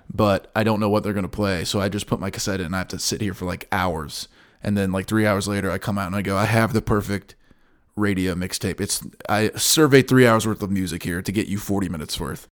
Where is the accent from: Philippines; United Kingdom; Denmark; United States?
United States; In my hometown, you listen to Louisville stations